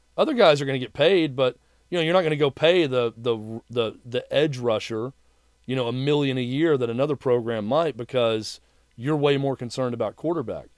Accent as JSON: {"language": "English", "town": "Mount Juliet", "region": "Tennessee", "country": "United States", "tie": "born or raised there", "also_born_or_lived": "Knoxville, Tennessee", "said": "I grew up in Mount Juliet"}